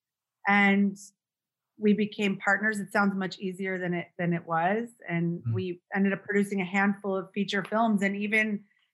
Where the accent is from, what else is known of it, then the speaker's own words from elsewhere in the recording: West Hollywood, California, United States; I'm born and raised in West Hollywood, so I'm from